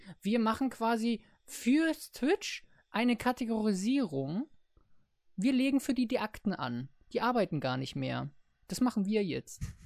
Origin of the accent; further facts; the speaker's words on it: Berlin, Germany; ich bin ein Berliner Jung